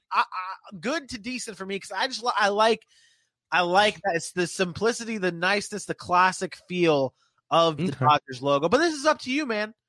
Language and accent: English; Jacksonville, Florida, United States; this is my hometown team